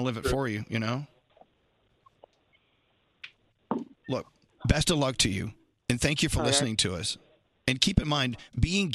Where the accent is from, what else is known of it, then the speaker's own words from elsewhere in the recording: Dallas, Texas, United States; moved away; I grew up in Dallas. I grew up in the Bible Belt myself.